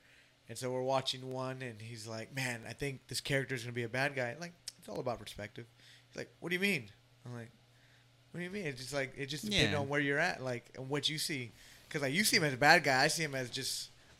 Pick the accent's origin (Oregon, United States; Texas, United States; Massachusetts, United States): Texas, United States; Dallas; I grew up in Oak Cliff